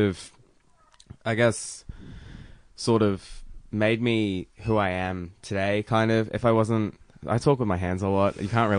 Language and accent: English; Melbourne, Victoria, Australia; So I grew up in Newport, which is the suburb just next to Williamstown.